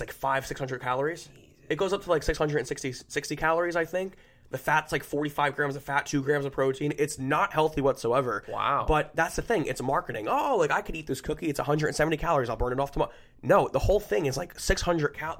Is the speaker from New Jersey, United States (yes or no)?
yes; New Jersey, United States; we're from Jersey